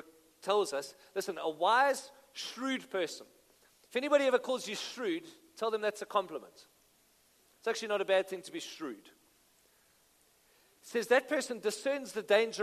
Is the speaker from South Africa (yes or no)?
yes; Benoni, Gauteng, South Africa; I'm from Benoni. I love Benoni.